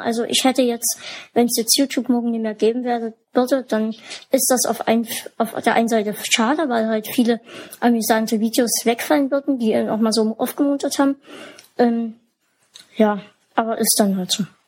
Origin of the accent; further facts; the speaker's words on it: Germany; bei uns in Deutschland